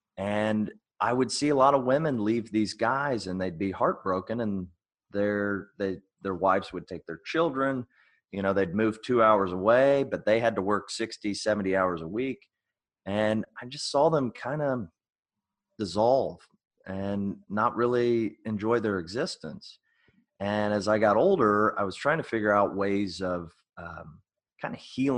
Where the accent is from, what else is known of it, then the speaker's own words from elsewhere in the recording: Indiana, United States; Well, I'm from Indiana, mm-hmm. and we moved a lot. My dad was in the Marines